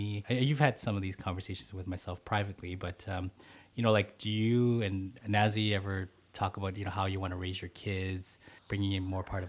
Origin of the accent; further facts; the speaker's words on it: Abbotsford, British Columbia, Canada; I grew up in Abbotsford, and at that time, not many Chinese.